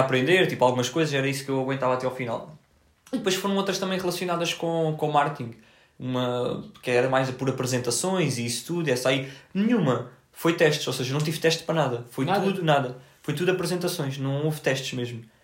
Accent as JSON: {"language": "Portuguese", "country": "Portugal", "said": "Eu disse que era de Portugal"}